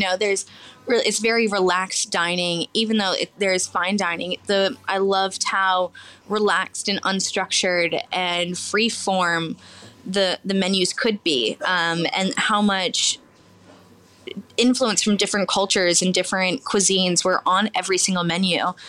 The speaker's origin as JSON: {"language": "English", "region": "Virginia", "country": "United States", "tie": "born or raised there", "said": "So I grew up on the East Coast in Virginia and went to culinary school in New York at the CIA."}